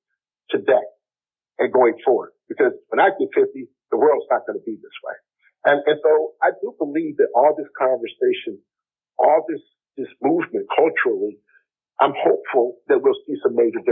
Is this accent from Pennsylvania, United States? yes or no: no; Detroit, Michigan, United States; growing up in Detroit